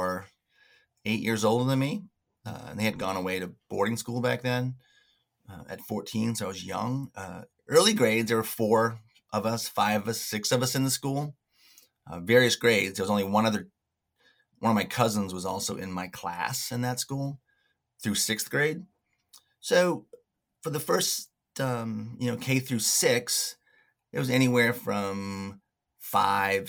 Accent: Frenchboro, Maine, United States; I grew up on Frenchboro, which is a small island about 8 miles off Mount Desert Island

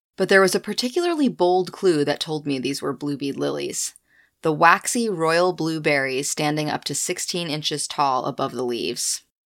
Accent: Winterport, Maine, United States; my hometown backyard in Winterport

